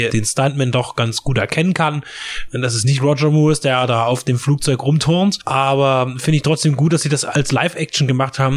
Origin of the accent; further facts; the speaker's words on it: East Germany, Germany; wir als Deutsche und vor allen Dingen auch wir als Angehöriger der ostdeutschen Ex-Zone natürlich mit Handlungsplätzen wie Ostberlin